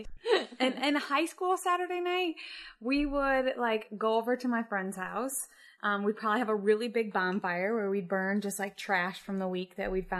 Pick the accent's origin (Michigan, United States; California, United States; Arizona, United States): Michigan, United States; Jackson; Jackson, Michigan.